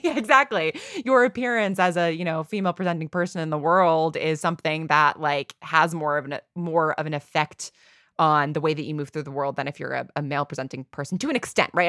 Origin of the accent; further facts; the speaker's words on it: New York, United States; I grew up in New York. I grew up in a very, like, sort of, you know, classic Northeast